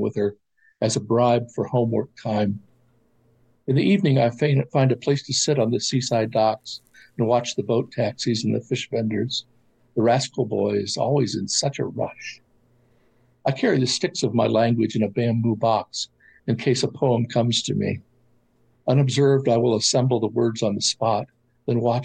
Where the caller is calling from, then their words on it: Columbus, Ohio, United States; Calling from Columbus, Ohio